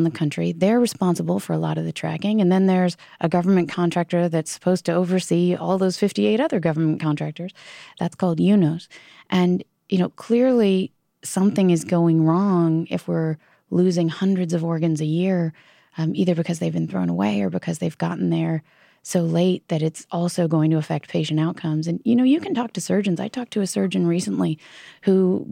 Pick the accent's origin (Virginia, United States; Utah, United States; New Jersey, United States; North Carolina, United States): Virginia, United States; my home state of Virginia